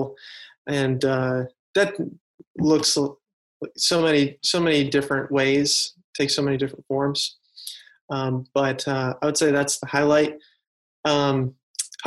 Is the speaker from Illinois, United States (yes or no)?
yes; Chicago, Illinois, United States; Grew up in the Chicago area all of my life